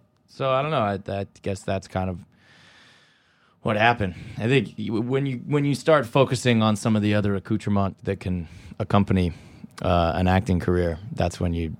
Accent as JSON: {"language": "English", "region": "California", "country": "United States", "said": "I'm from California."}